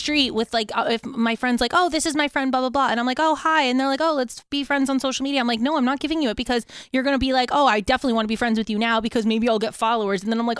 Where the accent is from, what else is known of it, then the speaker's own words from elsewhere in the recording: New Jersey, United States; I'm just from like northern up there. And they're like, oh, Jersey.